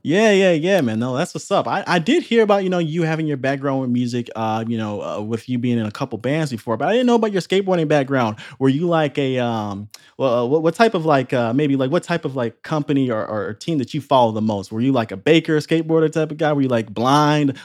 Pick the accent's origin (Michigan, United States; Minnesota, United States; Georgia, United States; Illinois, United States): Illinois, United States; Chicago; moved away; back to my hometown of Chicago